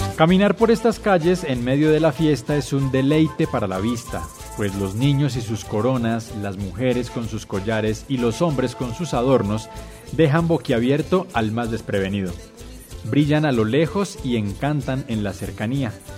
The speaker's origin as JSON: {"language": "Spanish", "town": "Tabio", "region": "Cundinamarca", "country": "Colombia", "said": "el de Tavio"}